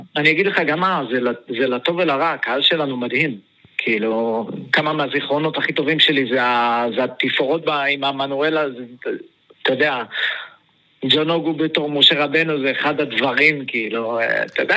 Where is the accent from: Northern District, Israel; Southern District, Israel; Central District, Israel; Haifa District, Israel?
Southern District, Israel; Beersheba; כשהיינו ילדים, כל הילדים היו הולכים לחוג כדורגל של הפועל באר שבע